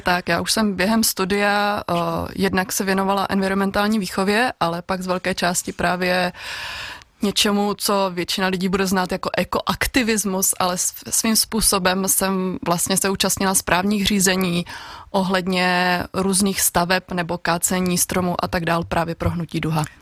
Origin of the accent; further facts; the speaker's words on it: Svitavy, Pardubice Region, Czechia; moved away as an adult; also born or lived in Olomouc; now in Oderské vrchy, Czechia; Já pocházím od Svitav, kde jsem dlouhodobu dobu vyrůstala